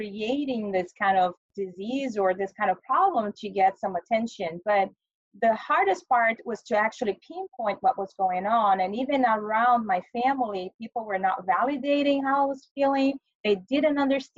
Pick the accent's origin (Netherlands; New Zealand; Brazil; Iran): Brazil; moved away as an adult; now in United States; I was born in Brazil